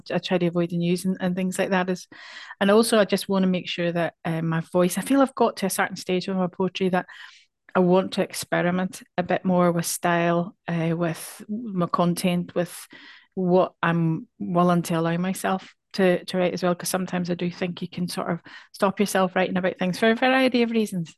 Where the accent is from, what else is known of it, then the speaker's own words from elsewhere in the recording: Northern Ireland, United Kingdom; now in Scotland; our experience of both of us, um, growing up in Northern Ireland